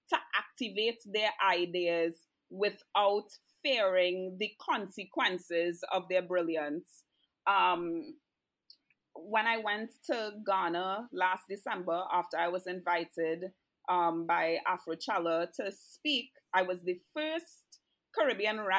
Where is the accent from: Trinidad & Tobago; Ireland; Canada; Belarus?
Canada; also born or lived in Trinidad and Tobago; I'm Canadian and I'm Trini.